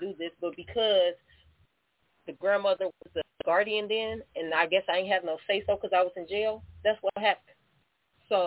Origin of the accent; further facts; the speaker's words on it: Elkhart, Indiana, United States; moved away as an adult; now in Michigan, United States; I'm from Elkhart, Indiana